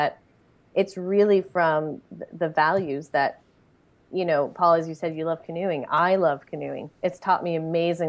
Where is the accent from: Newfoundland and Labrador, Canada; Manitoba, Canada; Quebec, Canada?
Quebec, Canada; Montreal; I grew up in Montreal